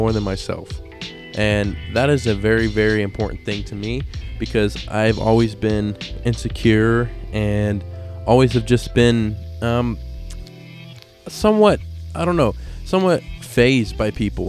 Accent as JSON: {"language": "English", "region": "Idaho", "country": "United States", "also_born_or_lived": "Reno, Nevada", "said": "Idaho. That's where I'm from. I wasn't born here, but this is where I currently live. I was born in Reno, Nevada. But yeah, anyway, Idaho is where I call home"}